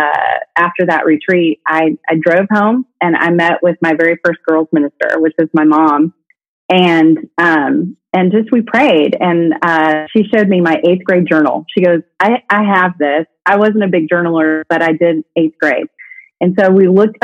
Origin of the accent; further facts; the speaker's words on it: the North, United States; now in Brentwood, Tennessee, United States; I'm from the North